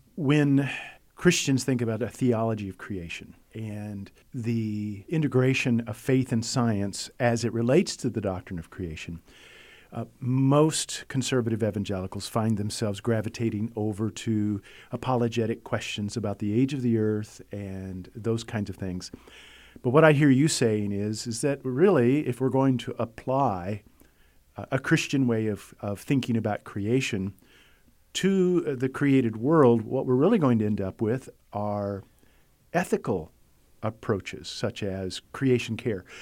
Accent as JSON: {"language": "English", "country": "United States", "said": "I'm an American who lives in a first world environment"}